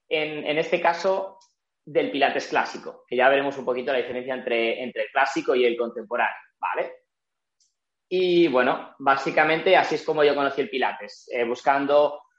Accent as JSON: {"language": "Spanish", "town": "Barcelona", "region": "Catalonia", "country": "Spain", "said": "em, soy de Barcelona, tengo 31 años"}